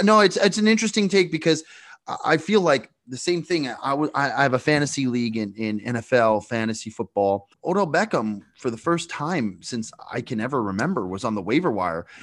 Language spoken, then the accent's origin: English; Canada; I'm from Canada, huge born and bred hockey guy